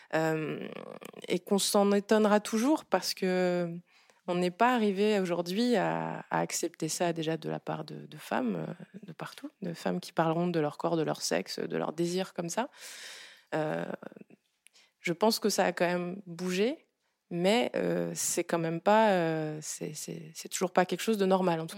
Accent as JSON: {"language": "French", "country": "Gabon", "moved": "yes", "lives_now": "France", "said": "Je viens du Gabon"}